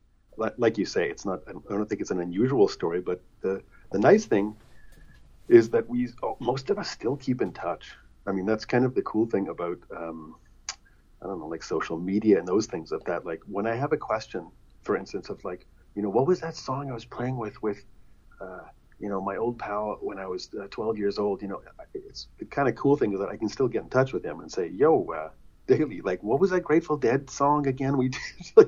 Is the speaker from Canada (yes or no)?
yes; Canada; we grew up in Canada in a suburban house